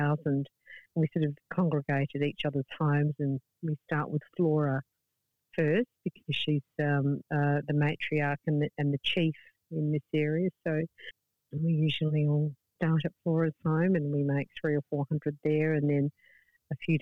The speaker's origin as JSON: {"language": "English", "town": "Adelaide", "region": "South Australia", "country": "Australia", "moved": "yes", "lives_now": "Darwin, Australia", "said": "I wasn't born in Darwin, I'm from Adelaide originally, so my family aren't here"}